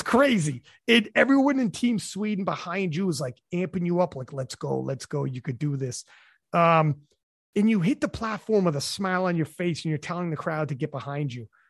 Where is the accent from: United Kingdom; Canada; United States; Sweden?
Canada; I'm from Canada